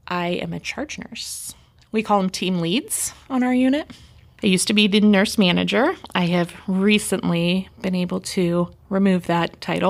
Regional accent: California, United States; now in Ohio, United States; That I was from California?

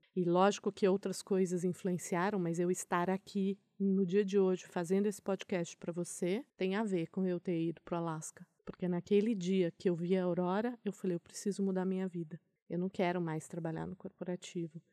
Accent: Brazil; eu sou do Brasil

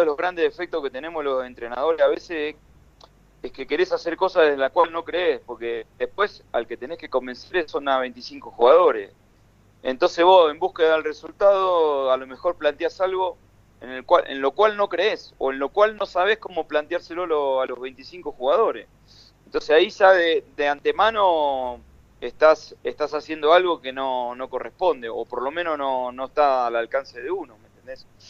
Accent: Argentina; nosotros como argentinos

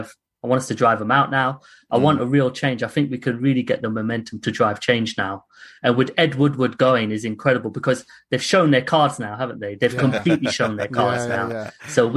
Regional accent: United Kingdom; because you know, as a British, Asian, unfortunately, I've had racism.

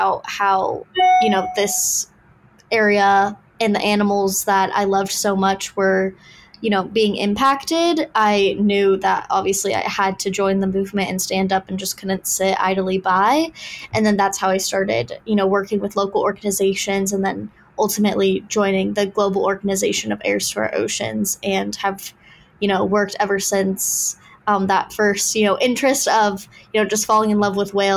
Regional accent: Orange County, California, United States; also born or lived in St. Petersburg, Florida; I grew up in Southern California. So I grew up going to the beach a lot, but I do live in Orange County

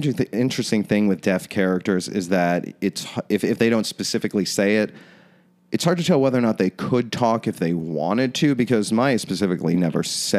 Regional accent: Orlando, Florida, United States; I'm from Orlando, so I know about amusement parks, guys.

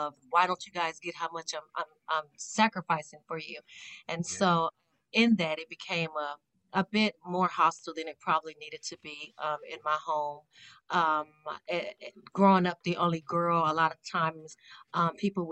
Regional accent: Las Vegas, Nevada, United States; now in Ohio, United States; born and raised in Vegas, the West Coast. I'm currently living in Ohio

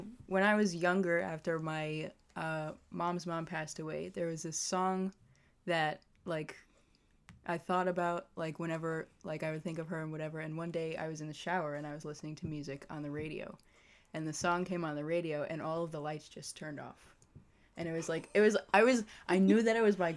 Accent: Malverne, New York, United States; I'm from Malvern, New York

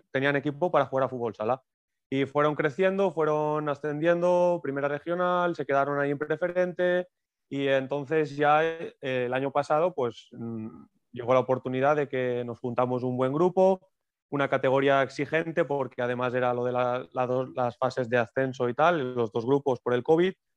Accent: Moixent, Valencian Community, Spain; soy, soy natural, natural de Moisent

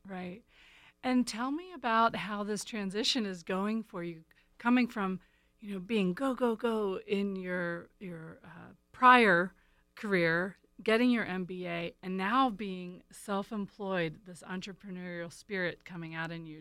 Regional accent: East Coast, United States; moved away; I'm from the East Coast

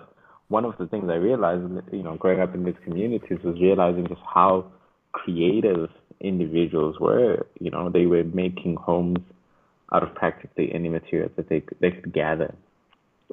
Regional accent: Durban, KwaZulu-Natal, South Africa; also born or lived in Michigan; I'm from Durban, South Africa, born and bred. I grew up in different neighborhoods

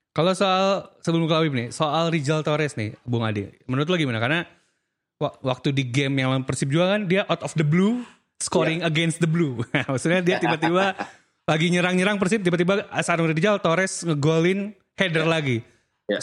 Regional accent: Aceh, Indonesia; moved away; also born or lived in Bandung; gua orang Aceh yang tinggal lama di Bandung

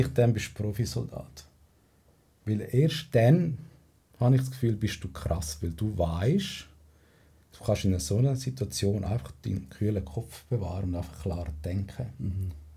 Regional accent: Spain; now in Switzerland; bei uns in Spanien

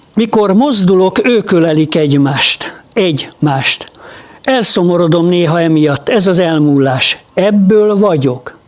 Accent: Hungary; magyarok vagyunk.

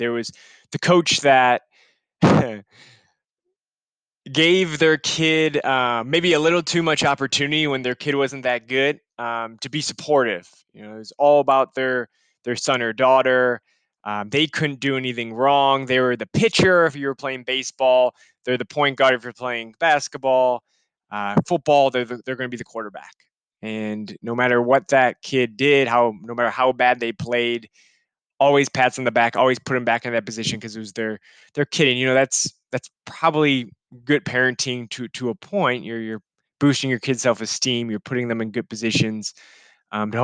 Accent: Chicago, Illinois, United States; I'm from Chicago.

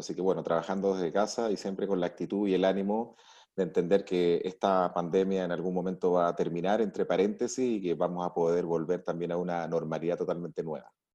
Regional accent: Arica, Arica y Parinacota, Chile; nací en Arica, crecí con mis padres, crecí con mis abuelos, siempre estuve viendo cómo mis abuelos manejaban los negocios en Chile

